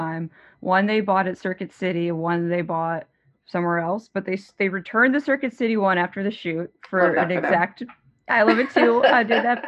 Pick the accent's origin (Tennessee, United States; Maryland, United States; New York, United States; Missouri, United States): Maryland, United States; born or raised there; also born or lived in Virginia